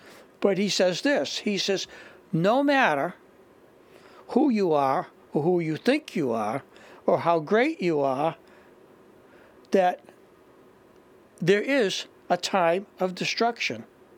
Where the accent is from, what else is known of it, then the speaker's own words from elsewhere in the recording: Boston, Massachusetts, United States; I'm from Boston.